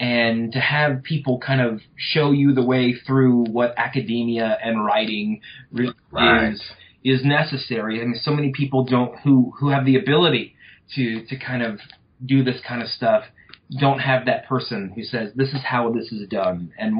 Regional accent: Louisiana, United States; Well, I come from North Louisiana.

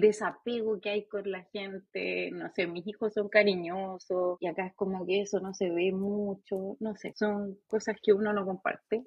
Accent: Chile; now in United States; como chilenas

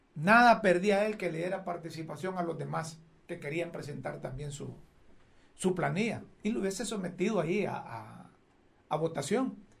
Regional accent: Honduras; a mí como hondureño

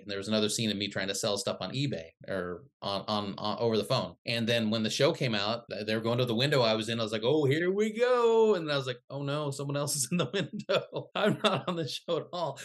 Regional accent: Midwest, United States; also born or lived in Philippines; I grew up in the Midwest.

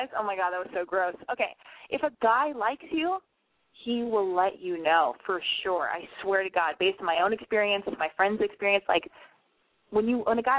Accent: United States; now in Los Angeles, United States; I'm an American girl living in Los Angeles

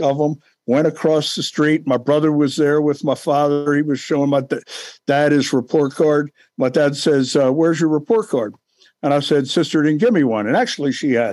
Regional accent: Baltimore, Maryland, United States; I grew up in East Baltimore.

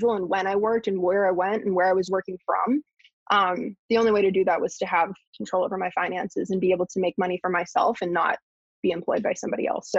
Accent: Pittsburgh, Pennsylvania, United States; I grew up in Pittsburgh

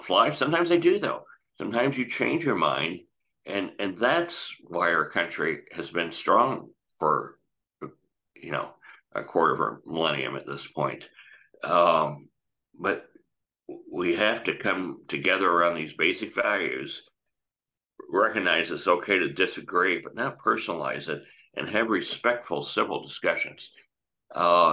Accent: United States; as an American

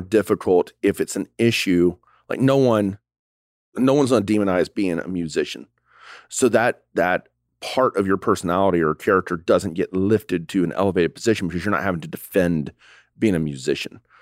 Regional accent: the South, United States; we grew up in the South

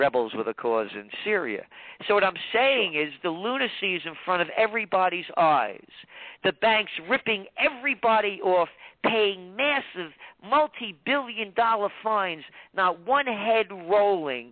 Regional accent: New York City, New York, United States; also born or lived in West Virginia; I grew up in the Bronx

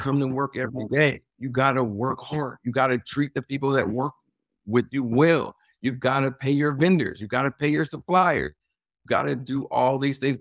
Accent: Los Angeles, California, United States; moved away as an adult; also born or lived in Washington, D.C.; now in Baltimore, United States; my hometown of Los Angeles

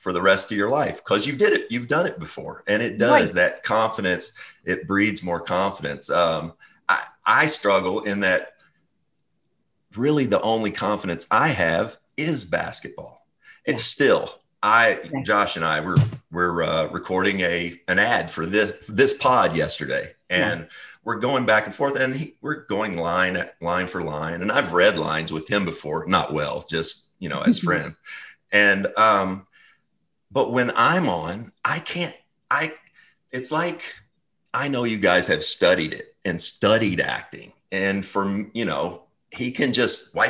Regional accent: Owensboro, Kentucky, United States; I'm from Owensboro, Kentucky, which is a big town in Kentucky, but a small town of about 50,000 people

